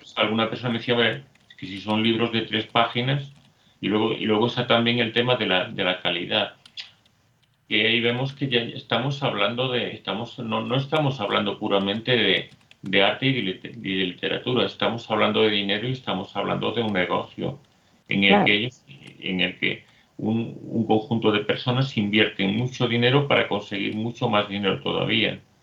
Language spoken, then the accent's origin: Spanish; Spain; Soy español